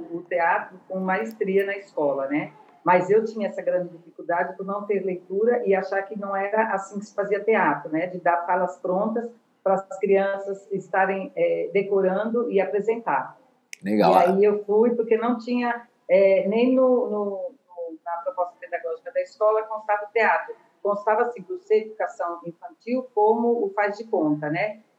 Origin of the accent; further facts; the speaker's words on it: São Paulo, Brazil; now in Natal, Brazil; É, eu sou de São Paulo, mas moro em Natal há 27 anos.